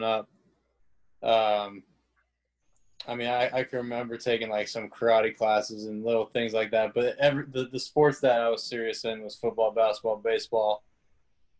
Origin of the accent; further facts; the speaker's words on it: Santa Clarita, California, United States; moved away as an adult; now in Memphis, United States; I'm born and raised in Santa Clarita, California. It's about an hour north of LA. So I'm a Southern California kid